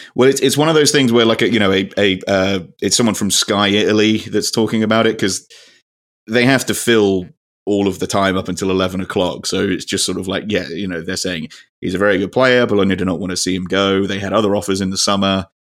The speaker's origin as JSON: {"language": "English", "country": "United Kingdom", "said": "we're British"}